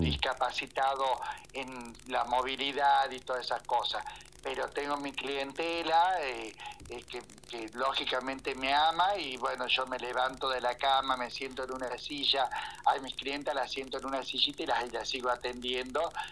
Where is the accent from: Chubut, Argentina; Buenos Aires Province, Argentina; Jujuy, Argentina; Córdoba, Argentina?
Jujuy, Argentina; Ledesma; also born or lived in Buenos Aires; tenía que volver a mi tierra, tenía que volver a mi pueblo